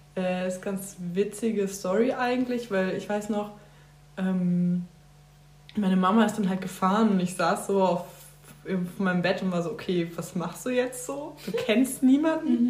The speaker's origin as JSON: {"language": "German", "town": "Witten", "region": "North Rhine-Westphalia", "country": "Germany", "moved": "as an adult", "lives_now": "Bavaria, Germany", "said": "ich komme aus dem Pott, aus dem Ruhrgebiet, aus Witten, um genau zu sein"}